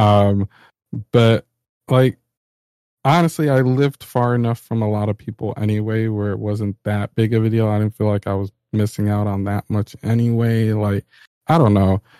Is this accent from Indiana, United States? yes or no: no; New York, United States; I'm a New Yorker